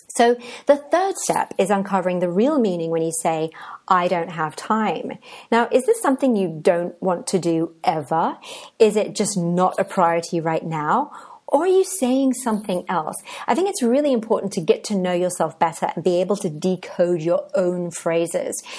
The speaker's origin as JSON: {"language": "English", "region": "England", "country": "United Kingdom", "also_born_or_lived": "Cadiz, Spain", "moved": "as an adult", "lives_now": "Oaxaca, Mexico"}